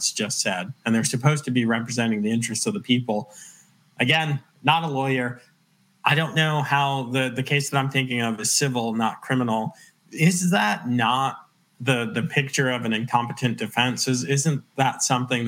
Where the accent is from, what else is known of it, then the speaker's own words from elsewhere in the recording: Long Island, New York, United States; now in Loudoun County, Virginia, United States; I'm originally from Long Island